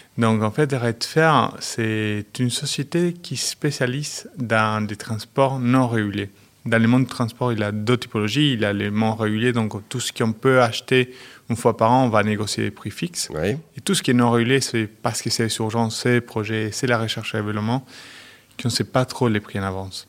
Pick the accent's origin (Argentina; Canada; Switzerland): Argentina; French is a second language; moved away as an adult; also born or lived in Chile / Metz, France / Luxembourg; je suis né au Chili. Mais j'ai grandi en Argentine